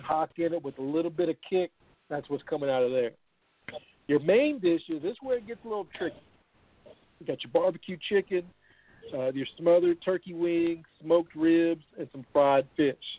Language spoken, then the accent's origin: English; the South, United States; I'm from the South